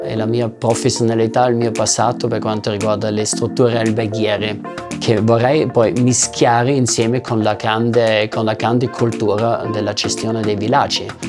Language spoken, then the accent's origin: Italian; Austria; first language German; Italian is a second language; now in Italy; parlo ovviamente la mia madrelingua che sarebbe il tedesco perché sono austriaco